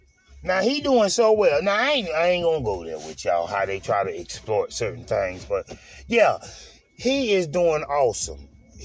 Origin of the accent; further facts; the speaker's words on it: Tampa, Florida, United States; I'm from Tampa Bay, so I like the Buccaneers.